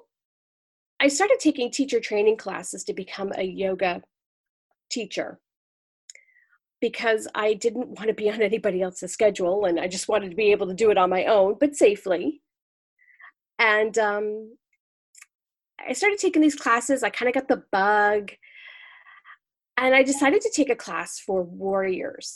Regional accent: United States; now in Manhattan, Kansas, United States; I'm originally from the New York, New Jersey area, but I live in Manhattan, Kansas now

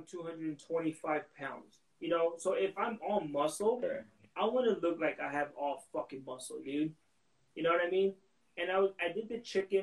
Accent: Texas, United States; now in Arizona, United States; I'm glad I didn't live in those tiny ass towns. I grew up in a few of them, but I never experienced racism in Texas

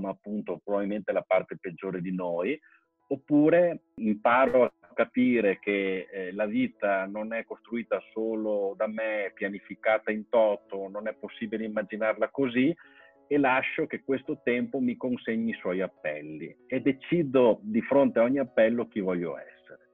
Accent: Musile di Piave, Veneto, Italy; moved away as an adult; ricordo e un legame fortissimo con la mia parrocchia di origine, col mio paese eh, certo non, non, vivo più lì

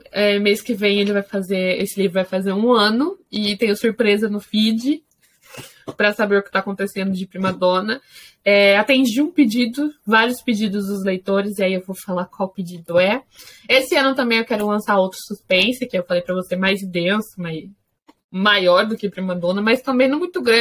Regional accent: Brazil; Eu sou brasileira

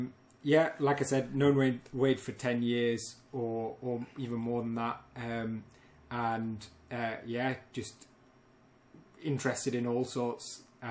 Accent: Sheffield, Yorkshire and the Humber, United Kingdom; Also born and raised in Sheffield.

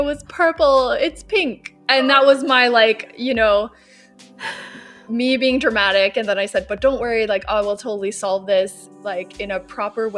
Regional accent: Florida, United States; moved away as an adult; now in Stockholm, Sweden; I grew up in Florida

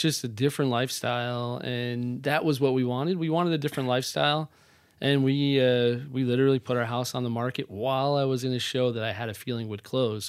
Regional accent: Wanaque, New Jersey, United States; I grew up in northern New Jersey. Uh, my mom owned a dance studio. My dad was in sales, so a town called Wanakee, New Jersey

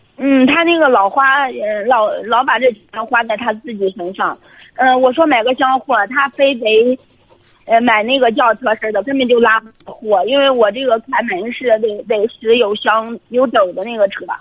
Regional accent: Shijiazhuang, Hebei, China; 我是河北省石家庄这边的

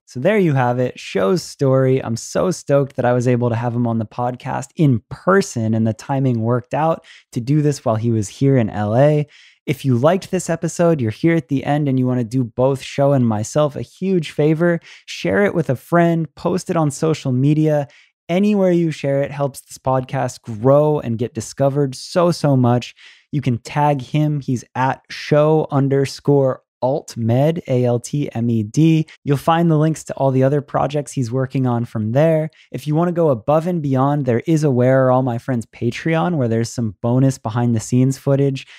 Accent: United States; as an American

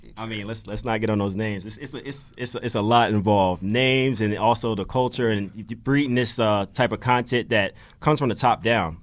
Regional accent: Georgia, United States; moved away as an adult; now in Philadelphia, United States; I'm new to Philly. I'm from Georgia

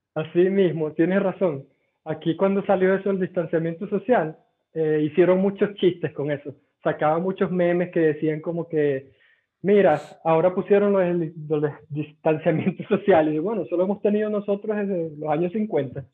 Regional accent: Venezuela; moved away as an adult; now in Lahti, Finland; ¿tú eres venezolano? yo, sí.

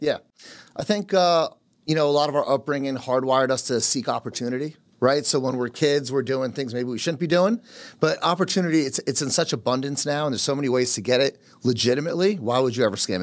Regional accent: New Jersey, United States; first language Polish; English is a second language; also born or lived in Carteret, New Jersey; Born and raised in, uh, in Jersey, but, uh, son of immigrants. Parents came from Poland

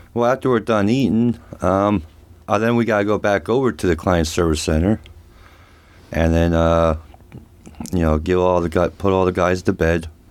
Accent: Reading, Pennsylvania, United States; now in Ohio, United States; I grew up at home, uh, in Reading, P A, with an alcoholic father

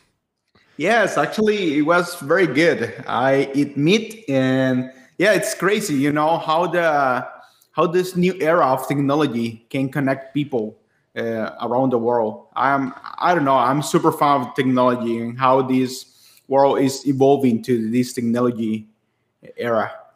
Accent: San Pedro Sula, Cortés, Honduras; a university in my hometown in Honduras

